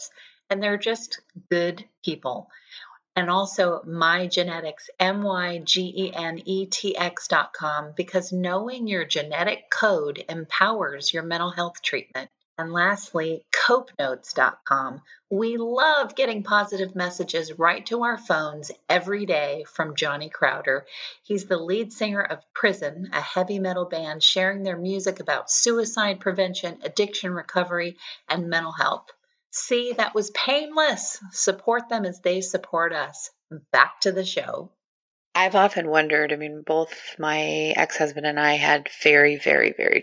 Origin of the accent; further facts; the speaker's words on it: Southern California, United States; moved away; I'm from Southern California originally, so I grew up saying that everything is just awesome.